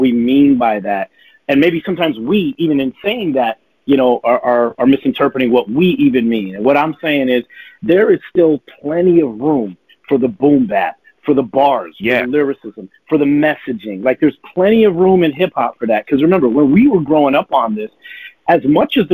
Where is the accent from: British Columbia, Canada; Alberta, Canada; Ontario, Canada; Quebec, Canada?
Ontario, Canada; Toronto; we're from Toronto, but it's also in Canada.